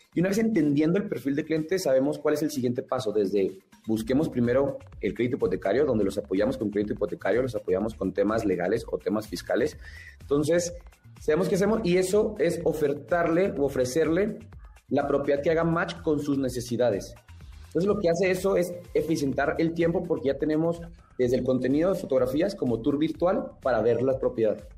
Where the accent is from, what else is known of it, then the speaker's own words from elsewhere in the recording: Chihuahua, Mexico; now in Mexico City, Mexico; como personas de otro estado, como yo, que soy de Chihuahua